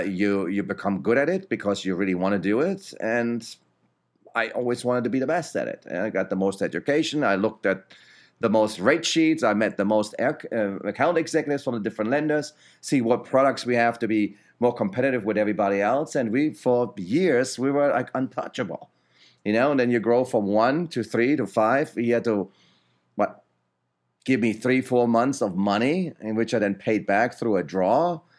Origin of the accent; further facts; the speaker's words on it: Germany; moved away; Back then, I came from Germany in 96.